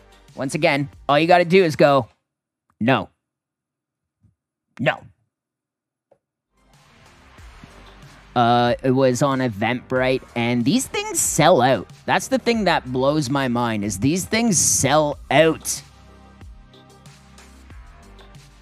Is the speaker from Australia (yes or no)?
no; Durham Region, Ontario, Canada; moved away; this is my hometown